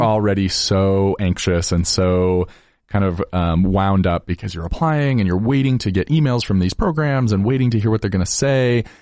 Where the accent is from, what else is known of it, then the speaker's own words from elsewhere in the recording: Layton, Utah, United States; also born or lived in Logan, Utah; I grew up in Layton, Utah, so just thirty minutes north of Salt Lake City